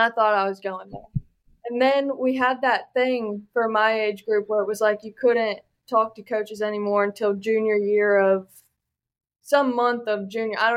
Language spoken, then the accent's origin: English; Gloucester, Virginia, United States; I grew up in Gloucester, Virginia